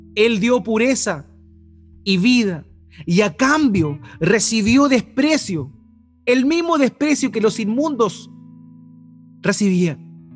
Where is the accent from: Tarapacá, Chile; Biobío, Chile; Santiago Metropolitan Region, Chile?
Biobío, Chile; Eighth Region; moved away; de donde yo vengo, de la octava región, ese juego tiene otro nombre. Se llama la tiña